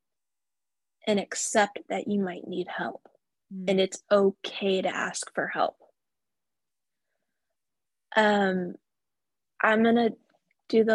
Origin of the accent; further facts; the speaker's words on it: Tulsa, Oklahoma, United States; here in my hometown